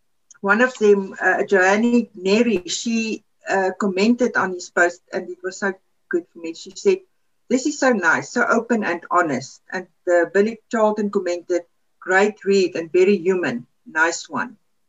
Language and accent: English; South Africa; first language Afrikaans; English is a second language; something that came to my mind is a good Afrikaans word. That's now my mother tongue, is Afrikaans.